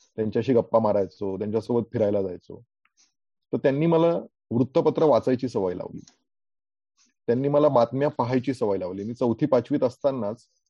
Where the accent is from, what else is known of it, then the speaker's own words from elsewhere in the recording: Aurangabad, Maharashtra, India; मी मूळ औरंगाबादचा